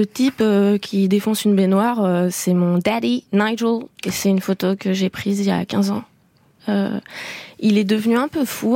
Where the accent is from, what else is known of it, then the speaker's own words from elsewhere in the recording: France; je suis née en France, je dirais que je suis davantage française, mais euh, j'ai grandi avec mon père qui est anglais